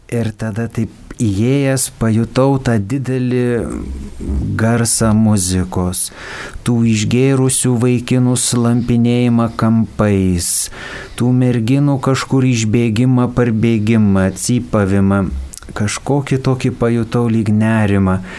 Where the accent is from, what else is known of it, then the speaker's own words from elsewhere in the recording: Raseiniai, Jurbarkas district, Tauragė County, Lithuania; Aš gimiau švenčiausios mergelės Marijos parapijoje Raseiniuose, o po to gyvenau Jurbarko rajone esančiame Pašaltonio kaime, kur yra mergelės Marijos į dangų ėmimo bažnyčia.